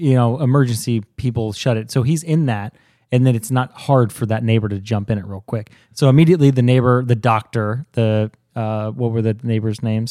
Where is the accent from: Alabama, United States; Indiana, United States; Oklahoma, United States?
Indiana, United States; Zionsville; Here in Zionsville